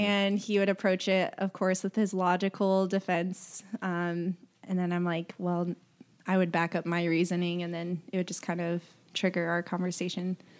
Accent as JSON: {"language": "English", "town": "Carmel", "region": "Indiana", "country": "United States", "tie": "born or raised there", "also_born_or_lived": "Lexington, Kentucky", "lives_now": "Lafayette, United States", "said": "I am from, originally from Lexington, Kentucky, but grew up in Carmel, Indiana"}